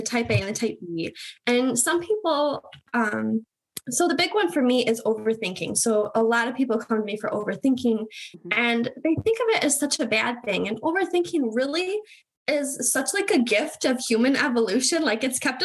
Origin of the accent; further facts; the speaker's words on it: Michigan, United States; So I'm in Michigan. I've been born and raised in Michigan